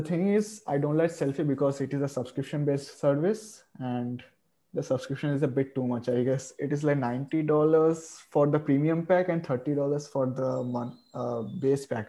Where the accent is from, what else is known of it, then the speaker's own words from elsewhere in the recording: India; I am from India